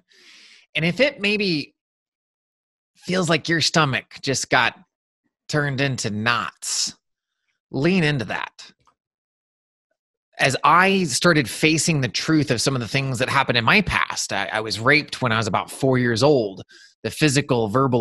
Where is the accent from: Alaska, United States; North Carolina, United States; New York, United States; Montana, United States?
Montana, United States; Eastern; growing up in Eastern Montana